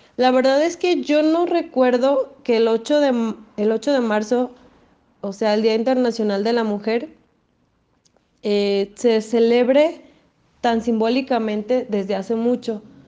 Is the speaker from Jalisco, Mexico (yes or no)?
yes; Lagos de Moreno, Jalisco, Mexico; Soy de Lagos de Moreno.